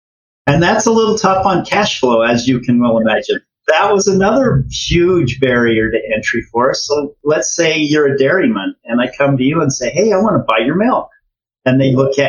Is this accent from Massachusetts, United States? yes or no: no; Ogden, Utah, United States; We're both from Ogden, Utah.